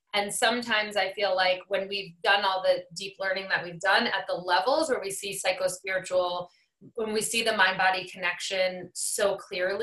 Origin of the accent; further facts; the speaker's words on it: New England, United States; I'm from New England